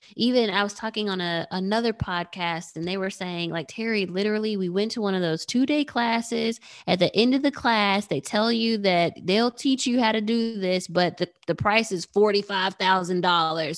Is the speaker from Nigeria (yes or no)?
yes; Nigeria; I'm Nigerian